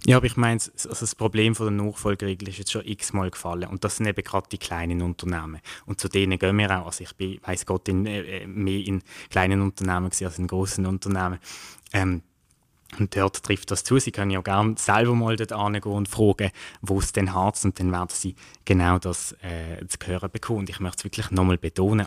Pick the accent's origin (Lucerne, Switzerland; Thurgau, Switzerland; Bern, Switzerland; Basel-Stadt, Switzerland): Basel-Stadt, Switzerland; Basel; ich komme aus dem Kanton Kanton Basel-Stadt